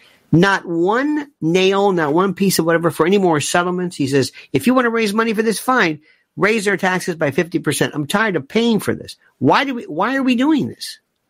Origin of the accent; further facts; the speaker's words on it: United States; Because remember, I'm an American. I care about America.